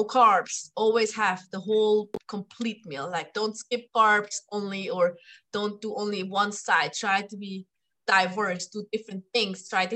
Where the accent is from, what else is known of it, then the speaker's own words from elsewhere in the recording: Switzerland; moved away; also born or lived in Thailand / Mexico / Germany / France; I am from Europe, like you can hear my accent. I grew up in Switzerland.